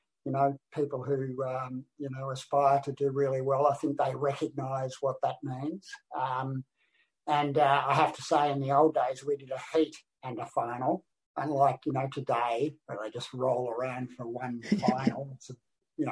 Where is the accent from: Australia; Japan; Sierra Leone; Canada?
Australia; I'm the only Australian